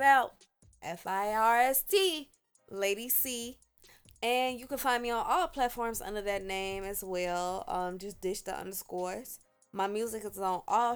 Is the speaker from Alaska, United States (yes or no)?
no; Chicago, Illinois, United States; I'm from the South Side.